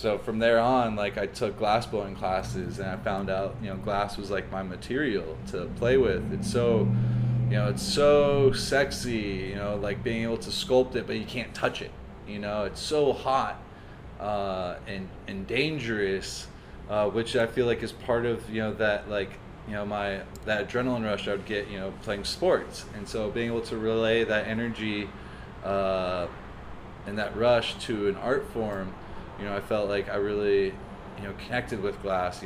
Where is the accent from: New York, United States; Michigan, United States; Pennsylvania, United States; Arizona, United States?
Arizona, United States; Phoenix; also born or lived in Hawaii; I'm originally from North Phoenix. I went to Thunderbird High School. And, you know, I grew up going, you know, living up there